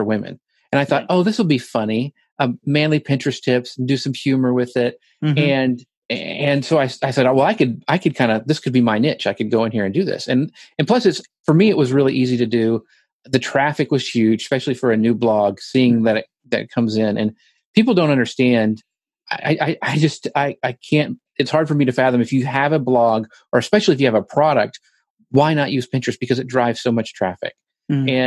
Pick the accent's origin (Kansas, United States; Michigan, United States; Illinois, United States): Kansas, United States; now in Longview, United States; I don't think you'll hear any like Southern stuff, because I grew up in Kansas.